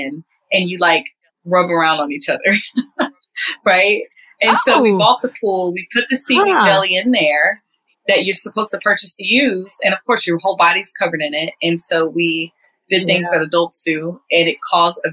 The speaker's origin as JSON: {"language": "English", "region": "the South", "country": "United States", "said": "I'm from the South"}